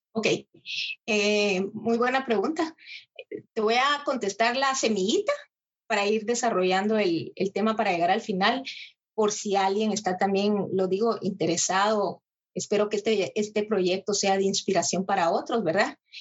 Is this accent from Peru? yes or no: no; Guatemala; now in Almere, Netherlands; nosotros tenemos 25 etnias